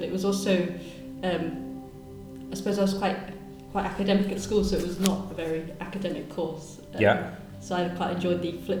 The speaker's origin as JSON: {"language": "English", "area": "Suffolk", "region": "East of England", "country": "United Kingdom", "tie": "born or raised there", "moved": "as an adult", "lives_now": "Edinburgh, United Kingdom", "said": "I was born in England, in Suffolk, southeast"}